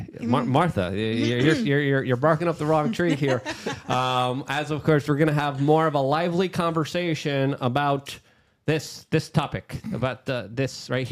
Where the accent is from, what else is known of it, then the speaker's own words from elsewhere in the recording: Poland; now in United States; like my family did, like I did, because I came from Poland